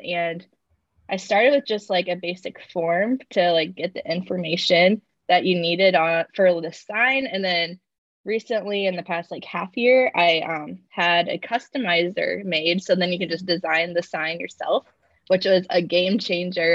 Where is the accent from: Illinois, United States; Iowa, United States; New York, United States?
Iowa, United States; Cedar Rapids; moved away as an adult; now in Kansas City, United States; I'm originally from Iowa, from Cedar Rapids